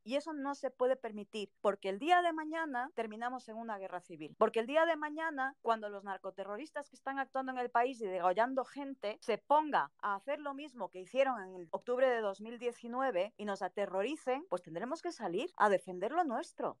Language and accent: Spanish; Ecuador; soy ecuatoriano